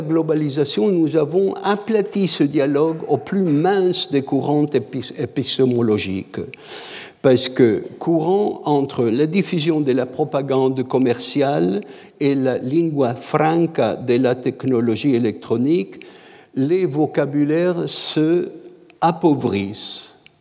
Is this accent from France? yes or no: no; Canada; je suis canadien